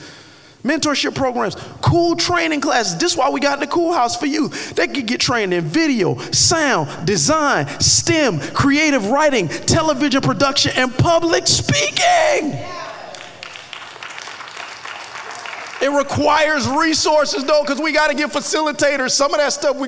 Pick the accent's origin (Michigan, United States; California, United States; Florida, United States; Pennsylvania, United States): Florida, United States; Miami Gardens; moved away; When I was growing up in Carroll City